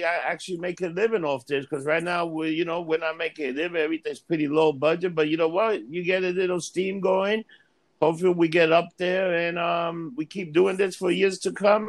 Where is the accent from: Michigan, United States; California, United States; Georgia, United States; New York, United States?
New York, United States; we're from New York